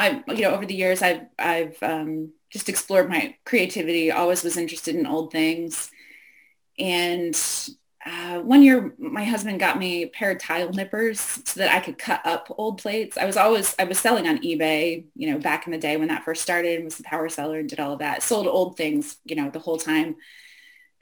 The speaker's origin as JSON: {"language": "English", "region": "Western Pennsylvania", "country": "United States", "tie": "born or raised there", "also_born_or_lived": "New York City / Boston / Michigan", "moved": "as an adult", "said": "I grew up in Western Pennsylvania, country kid"}